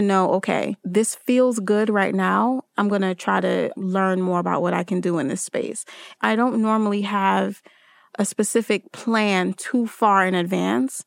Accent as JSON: {"language": "English", "town": "Newark", "region": "New Jersey", "country": "United States", "tie": "born or raised there", "also_born_or_lived": "Trinidad and Tobago", "said": "still am a Jersey girl 'cause I grew up in Newark, New Jersey"}